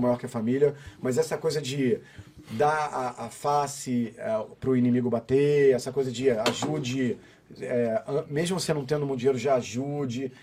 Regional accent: Brazil; a gente é brasileiro

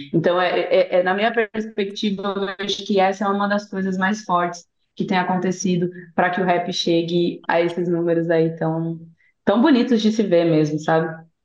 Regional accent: São Paulo, Brazil; eu sou de São Paulo

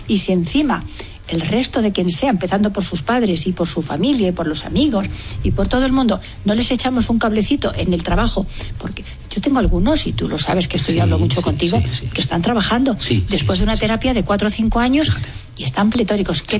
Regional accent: Spain; Y Yo soy más española

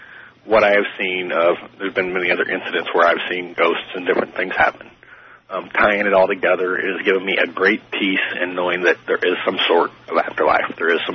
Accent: St. Louis, Missouri, United States; now in Jacksonville, United States; I'm calling from Jacksonville, Florida. I'm originally from St. Louis, Missouri.

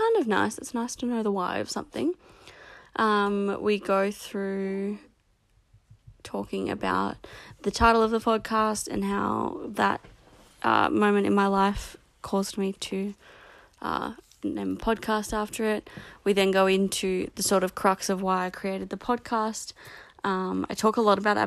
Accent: Australia; accent: Australian; also born or lived in Canberra; I'm obviously Australian because of my disgusting accent.

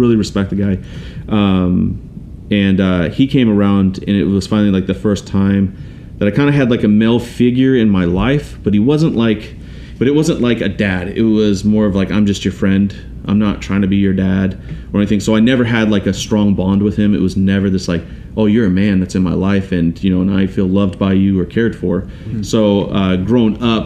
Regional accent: Auburn, Washington, United States; also born or lived in Tacoma, Washington / Des Moines, Washington / Kent, Washington / Canada; I grew up in Auburn, Washington

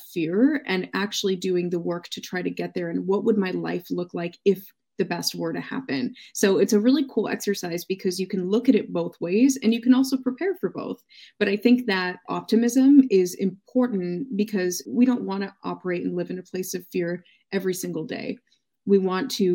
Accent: United States; my experience being American

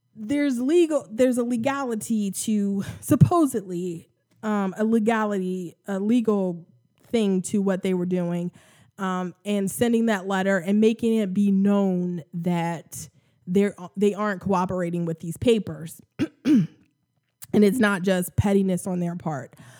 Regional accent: United States; accent: American; I'm American, obviously. Um, you can hear my, my, my American accent.

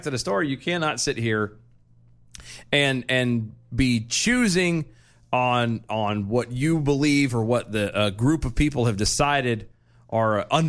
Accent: United States; we're American

